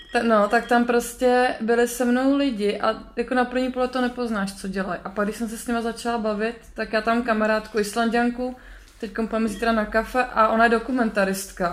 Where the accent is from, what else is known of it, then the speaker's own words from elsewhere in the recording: Czechia; now in Iceland; jsem byla Češka